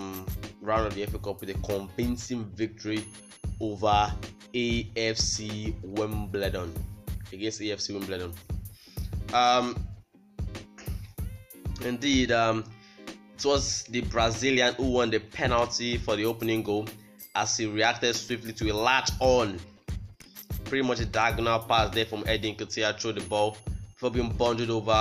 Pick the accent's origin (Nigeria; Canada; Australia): Nigeria